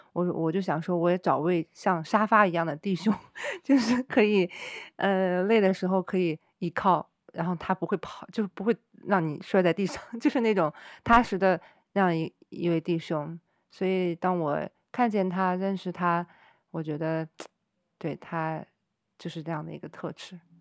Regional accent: China; moved away as an adult; 在中国长大

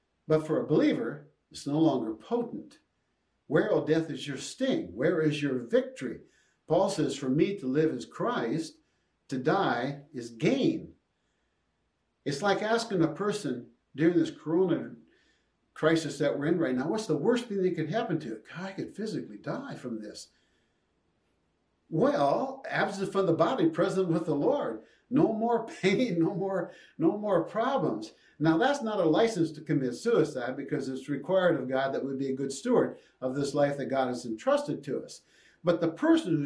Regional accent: Jackson, Minnesota, United States; On that little farm I grew up in Jackson, Minnesota

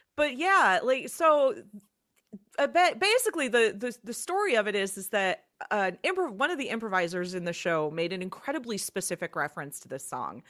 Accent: Chicago, Illinois, United States; moved away as an adult; also born or lived in Twin Cities, Minnesota; I was from the Chicagoland area originally.

